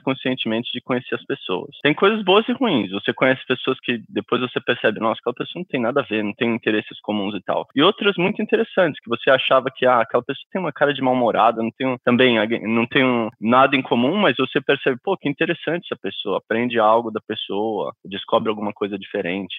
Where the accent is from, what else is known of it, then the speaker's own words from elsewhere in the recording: Brazil; moved away as an adult; now in United States; Eu saí com 26 anos do Brasil